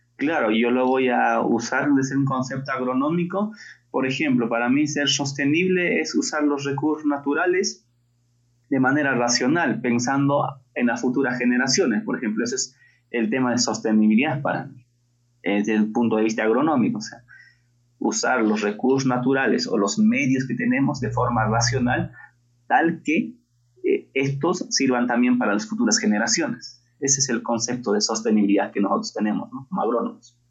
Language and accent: Spanish; La Convención Valley, Cusco, Peru; yo soy natural del Cusco, del Valle